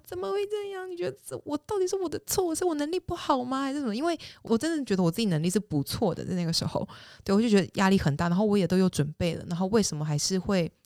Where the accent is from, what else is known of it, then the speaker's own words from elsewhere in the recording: Taiwan; moved away as an adult; also born or lived in Singapore; now in United States; 我是一个土生土长在亚洲长大的人